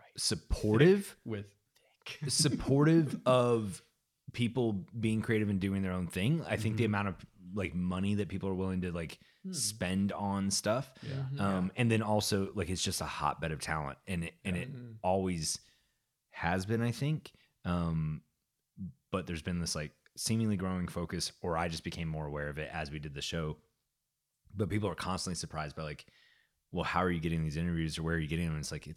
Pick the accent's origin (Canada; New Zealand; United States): Canada; No, I can say that because I'm also Canadian.